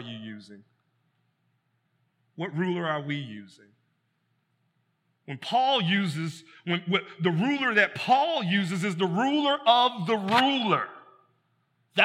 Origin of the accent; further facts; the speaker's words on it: United States; we're American like that.